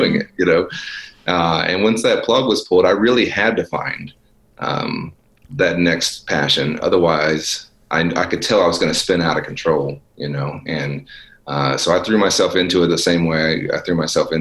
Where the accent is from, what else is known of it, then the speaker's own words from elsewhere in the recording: Dallas, Texas, United States; it's my hometown, and it was the part of town that I'm from. Mm-hmm. And you know, sort of North Dallas